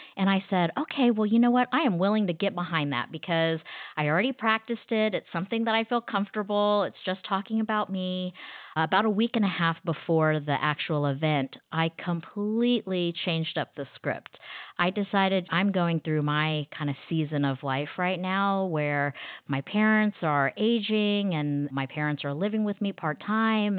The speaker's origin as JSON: {"language": "English", "town": "Wichita", "region": "Kansas", "country": "United States", "tie": "born or raised there", "moved": "as an adult", "lives_now": "Dallas, United States", "said": "I'm originally from Wichita, Kansas, but I've been living in Dallas, Texas for the last twenty-plus years."}